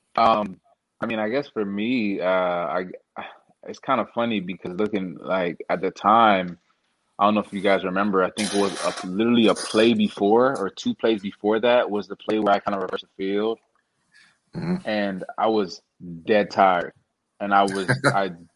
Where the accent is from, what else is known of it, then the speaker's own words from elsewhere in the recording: Toronto, Ontario, Canada; moved away; I'm originally from Toronto, uh, Canada